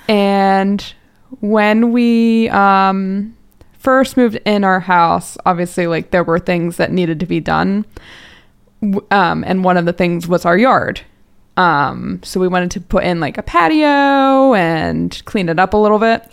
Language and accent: English; New Jersey, United States; now in Conshohocken, United States; I'm from Jersey, so I'm like a Jersey girl